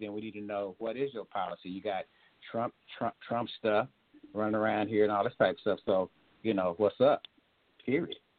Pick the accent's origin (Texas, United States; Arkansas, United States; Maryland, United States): Texas, United States; Tyler; Tyler kind of like my hometown. I told you about I got roots down there